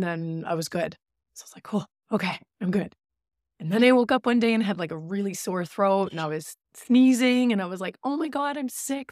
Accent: Newfoundland and Labrador, Canada; moved away; also born or lived in Goose Bay; I'm from Labrador

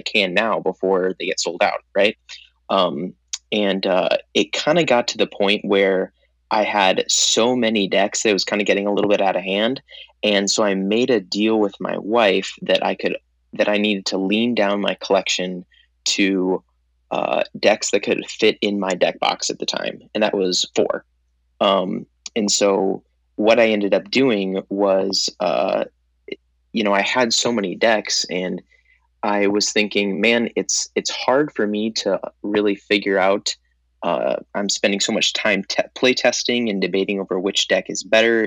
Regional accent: Minneapolis, Minnesota, United States; I'm actually from Minneapolis, Minnesota

